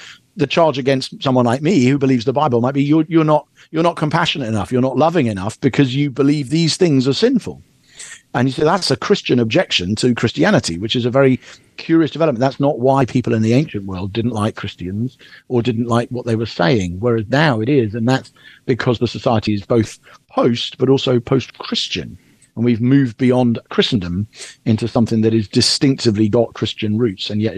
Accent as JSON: {"language": "English", "country": "United Kingdom", "said": "as a Brit"}